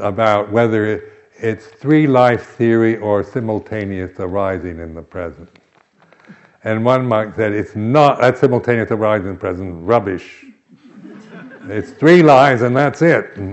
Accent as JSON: {"language": "English", "town": "Seattle", "region": "Washington", "country": "United States", "tie": "born or raised there", "said": "I was brought up in the Episcopal Church, but it was very high church, you know, very, it was called Anglo-Catholic. So it was the only one in Seattle"}